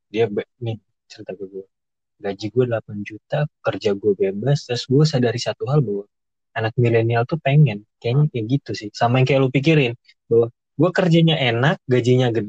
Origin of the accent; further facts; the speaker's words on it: Medan, North Sumatra, Indonesia; gue nih kebetulan dari Medan terus dia sekarang kerja di Jakarta